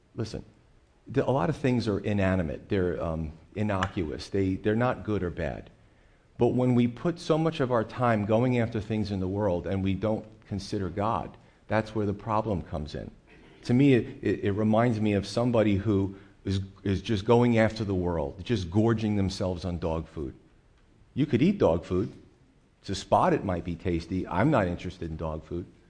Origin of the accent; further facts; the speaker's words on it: United States; as American Christians